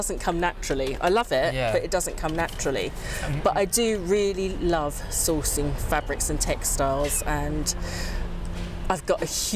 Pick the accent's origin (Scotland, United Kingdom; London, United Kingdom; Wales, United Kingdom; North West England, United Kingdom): London, United Kingdom; my mum got great pleasure sending me, a mixed race child in South London, off to school in a dirndl dress